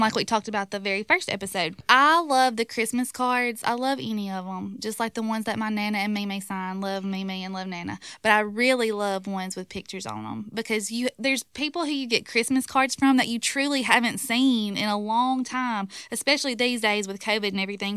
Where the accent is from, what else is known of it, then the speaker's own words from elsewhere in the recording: Ripley, Mississippi, United States; I'm from Ripley, so at Ripley, before the parade starts, we light the town